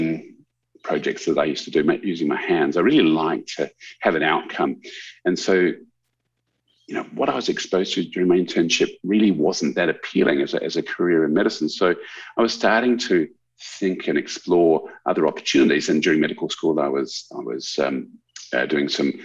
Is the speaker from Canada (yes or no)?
no; Canberra, Australian Capital Territory, Australia; moved away as an adult; now in Adelaide, Australia; I grew up in Canberra, and I was born in Adelaide, but Dad got a job with a CSIRO when I was five. So I grew up in Canberra, went to school in Canberra